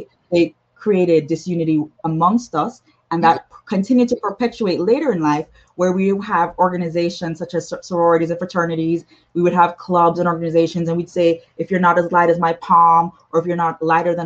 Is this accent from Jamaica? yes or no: yes; Jamaica; I'm from the Caribbean, I'm from Jamaica